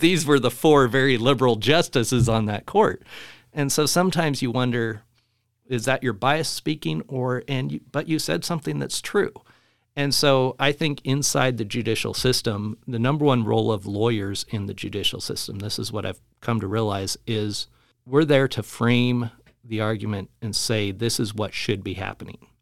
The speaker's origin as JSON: {"language": "English", "town": "Spokane", "region": "Washington", "country": "United States", "tie": "born or raised there", "also_born_or_lived": "Louisville", "said": "raised here in Spokane, and we'd moved over to Louisville"}